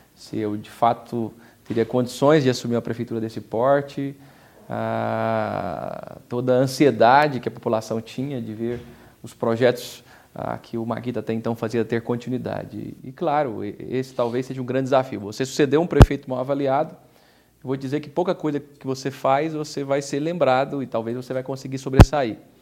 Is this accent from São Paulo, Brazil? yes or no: yes; Aparecida, São Paulo, Brazil; eu nasci em Aparecida, eu sou o primeiro prefeito eleito nascido da cidade. Eu cresci aqui